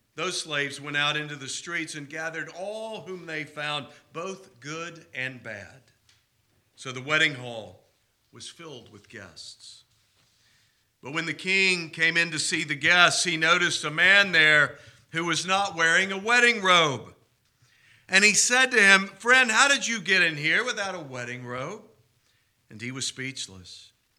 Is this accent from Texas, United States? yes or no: yes; Houston, Texas, United States; also born or lived in Covington, Louisiana; my hometown of Houston